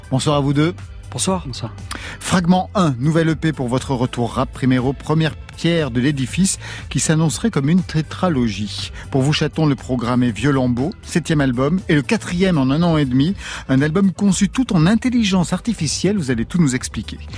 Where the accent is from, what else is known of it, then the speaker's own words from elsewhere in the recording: Belgium; Je suis belge.